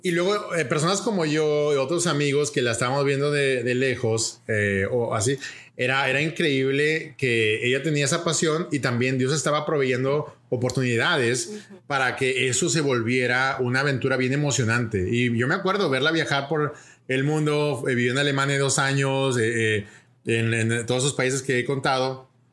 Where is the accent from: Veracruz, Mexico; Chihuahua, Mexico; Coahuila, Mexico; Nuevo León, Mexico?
Nuevo León, Mexico; Monterrey; moved away as an adult; now in Puerto Rico; México, México, de Monterrey, México. Y ahí, ahí crecí